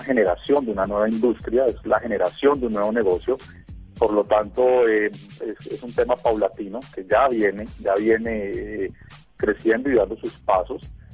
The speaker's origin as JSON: {"language": "Spanish", "country": "Colombia", "said": "yo soy colombiano"}